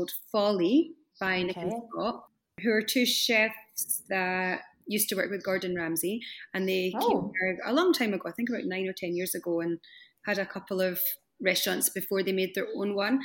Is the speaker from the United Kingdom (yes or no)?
yes; Scotland, United Kingdom; moved away as an adult; also born or lived in England / Doha, Qatar / Kuwait / France; now in Dubai, United Arab Emirates; I'm from Scotland